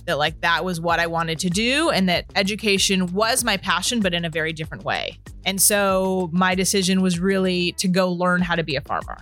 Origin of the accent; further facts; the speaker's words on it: Beverly Hills, California, United States; I grew up in Los Angeles, Beverly Hills specifically